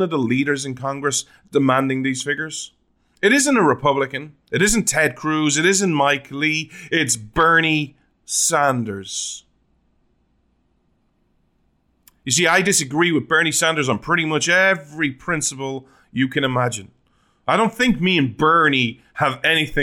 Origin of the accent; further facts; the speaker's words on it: Ireland; now in Oklahoma, United States; still technically, legally, as an Irishman